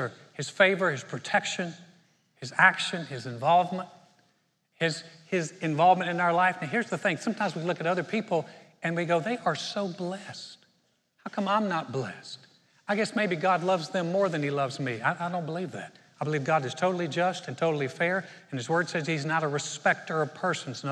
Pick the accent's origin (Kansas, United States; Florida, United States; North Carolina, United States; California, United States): North Carolina, United States; Greensboro; moved away; also born or lived in Houston, Texas; We started a church in 1989 in my hometown of Greensboro, North Carolina